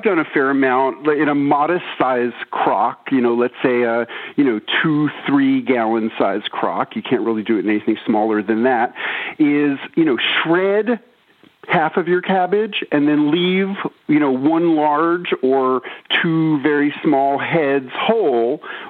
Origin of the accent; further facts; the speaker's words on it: New York, United States; now in Tennessee, United States; I moved from New York to rural Tennessee and I started keeping a garden. And, you know, I was such a naive city kid